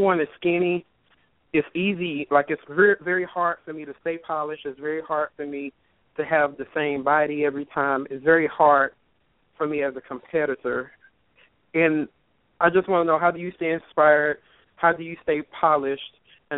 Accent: Mississippi, United States; now in Indianapolis, United States; That 228 number is from Mississippi. Sorry. But I live in Indianapolis. I'm originally from Mississippi, and not changing my number just still connects me to home.

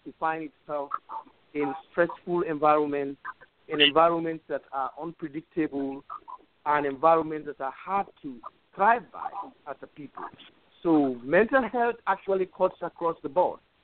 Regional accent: Sierra Leone; moved away as an adult; now in United States; I'm from Sierra Leone.

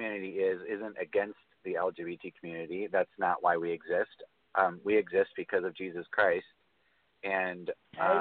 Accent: United States; I was born in America

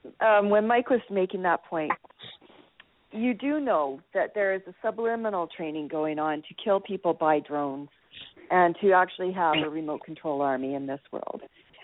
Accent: Canada; Maybe I'm just speaking as a Canadian.

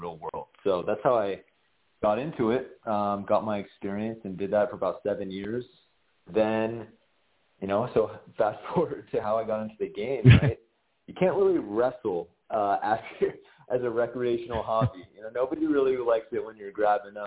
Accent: Southern California, United States; Growing up in Southern California, I played baseball

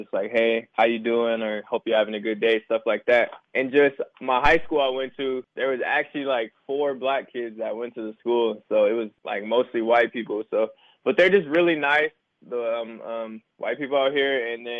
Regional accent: Los Angeles, California, United States; also born or lived in Riverton, Utah; Yeah, so just, I was, like I said, I was born in Cali in Los Angeles area. And, like, just growing up, it was kind of tough

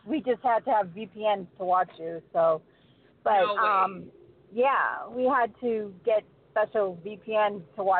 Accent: Boston, Massachusetts, United States; now in North Carolina, United States; I'm from North Carolina in the United States, originally from Boston

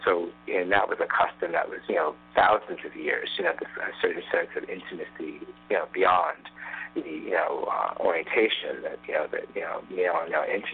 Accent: Tanzania; moved away; when I was growing up in Tanzania

